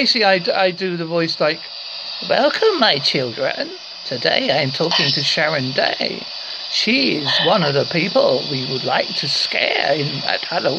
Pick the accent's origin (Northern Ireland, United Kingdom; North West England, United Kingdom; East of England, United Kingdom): East of England, United Kingdom; now in Devon, United Kingdom; I'm originally from Essex, and my wife is from Cornwall, and I live in Devon, so I've got a mixture of...